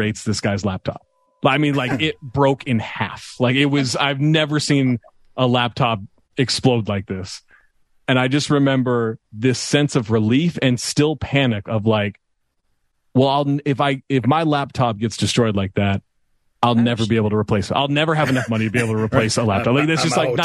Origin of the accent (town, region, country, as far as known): Sacramento, California, United States; moved away; also born or lived in Minneapolis